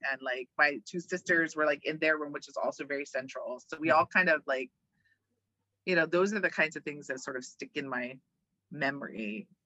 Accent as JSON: {"language": "English", "region": "Hawaii", "country": "United States", "tie": "born or raised there", "also_born_or_lived": "Omaha", "said": "And then we moved to Hawaii when I was 11. Both of my brothers were born in California. I was born in Omaha."}